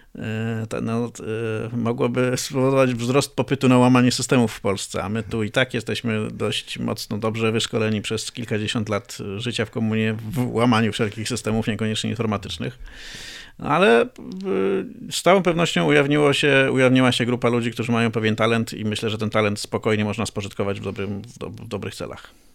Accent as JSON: {"language": "Polish", "region": "Greater Poland", "country": "Poland", "said": "pochodzę z Wielkopolski"}